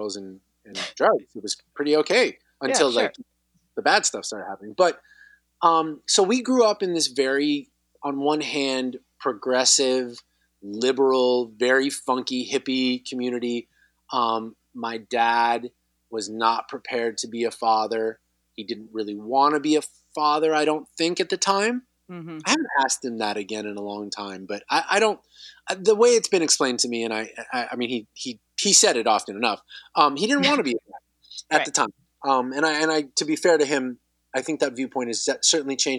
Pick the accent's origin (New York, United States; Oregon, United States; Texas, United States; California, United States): California, United States; Southern; I grew up here in Southern California.